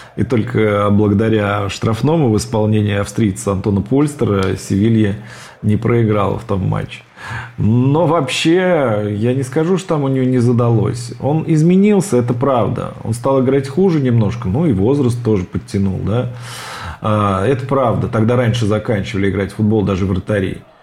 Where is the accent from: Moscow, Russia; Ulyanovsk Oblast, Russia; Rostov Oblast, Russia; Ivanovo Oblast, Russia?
Ulyanovsk Oblast, Russia; Ulyanovsk; И в мой родной город, в Ульяновск, переехали только уже перед самым моим рождением.